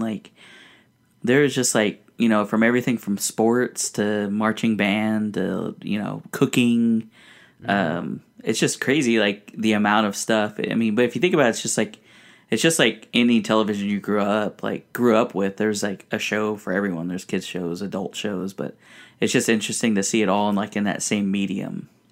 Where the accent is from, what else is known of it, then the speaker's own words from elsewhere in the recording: United States; also born or lived in Mexico; growing up here in America